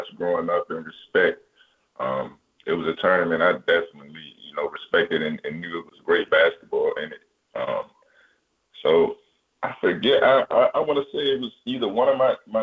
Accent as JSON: {"language": "English", "town": "Baltimore", "region": "Maryland", "country": "United States", "tie": "born or raised there", "said": "being from Baltimore, watching Maryland growing up"}